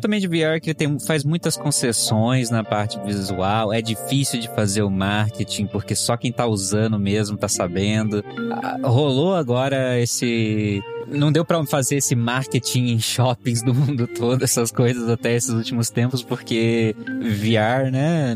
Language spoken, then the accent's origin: Portuguese; Brazil; Eu sou brasileiro.